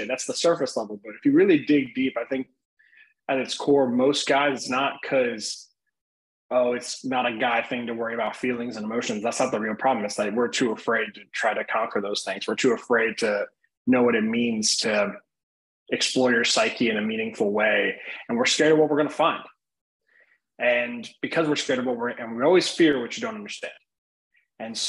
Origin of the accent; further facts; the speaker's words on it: Midwest, United States; I grew up in the Midwest